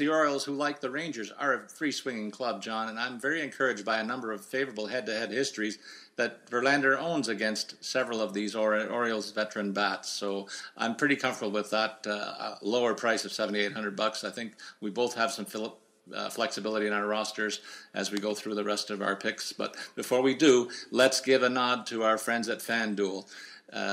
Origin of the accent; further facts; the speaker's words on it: Canada; as a Canadian